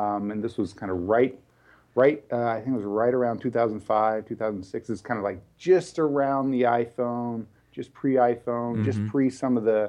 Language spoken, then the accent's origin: English; Texas, United States; moved away as an adult; now in Bay Area, United States; I'm originally from Texas. Knew I wanted to be out here in the Bay Area at a pretty early